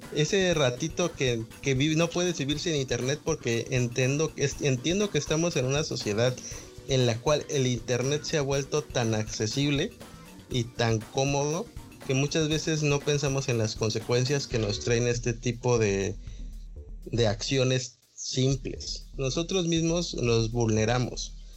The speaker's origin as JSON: {"language": "Spanish", "country": "Mexico", "said": "somos de México"}